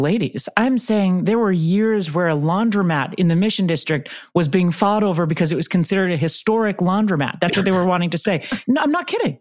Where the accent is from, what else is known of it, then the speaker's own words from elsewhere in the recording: San Francisco, California, United States; I grew up in San Francisco